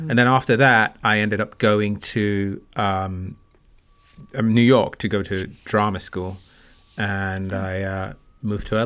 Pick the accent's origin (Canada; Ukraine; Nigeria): Nigeria; also born or lived in England; that was growing up in Nigeria. Then back in England, I was in, I became sort of more independent and fashion played a big part.